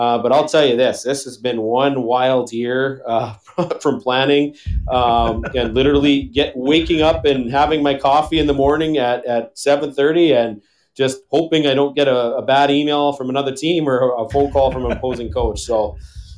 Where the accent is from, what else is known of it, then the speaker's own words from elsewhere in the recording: Canada; now in Minot, United States; I'm originally from Canada